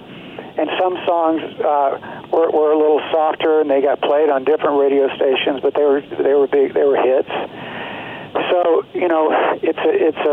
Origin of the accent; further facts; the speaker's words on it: Alabama, United States; also born or lived in Los Angeles, United States; now in Nashville, United States; I grew up in Alabama